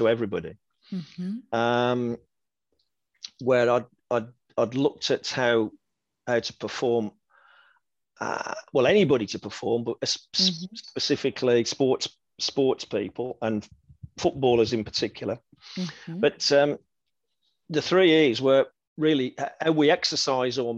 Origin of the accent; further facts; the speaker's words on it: Wolverhampton, West Midlands, United Kingdom; I signed professional forms for Wolverhampton Wanderers, which is my hometown club